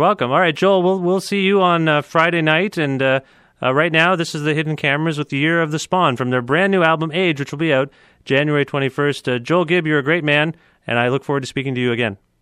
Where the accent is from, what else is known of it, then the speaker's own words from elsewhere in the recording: Cambridge, Ontario, Canada; my hometown now in Cambridge